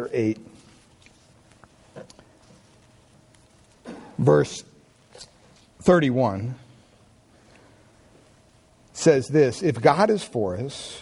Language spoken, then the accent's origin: English; Pennsylvania, United States; now in Redwood City, United States; growing up in Pennsylvania